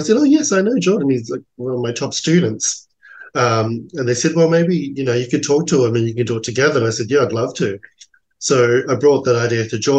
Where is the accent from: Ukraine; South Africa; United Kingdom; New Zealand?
New Zealand; now in Australia; I'm from New Zealand, you know, so I grew up in a very cultural, rich neighbourhood. And then when I came to New Zealand, to Australia